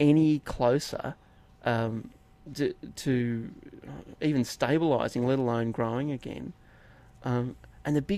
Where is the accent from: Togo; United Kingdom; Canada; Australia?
Australia; Inverell, New South Wales; I grew up in Inverell, town of 10,000